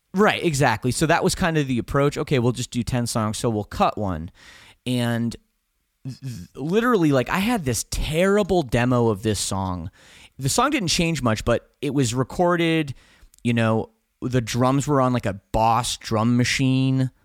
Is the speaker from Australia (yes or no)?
no; Canada; we're from Canada